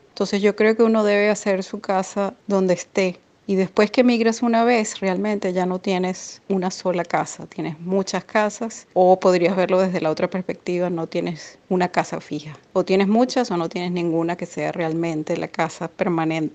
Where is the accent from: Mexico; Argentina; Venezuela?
Venezuela; accent: Venezuelan; moved away as an adult; also born or lived in Uruguay; now in United States; Tengo raíces en Uruguay, pero me crié en Venezuela, me siento venezolana. Hablo como venezolana